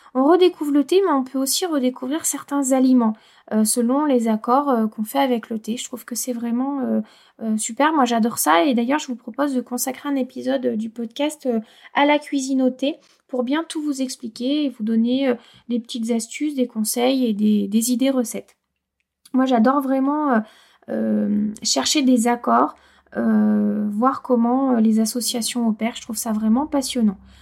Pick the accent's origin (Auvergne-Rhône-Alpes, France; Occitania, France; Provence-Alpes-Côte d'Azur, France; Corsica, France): Auvergne-Rhône-Alpes, France; chez nous en Auvergne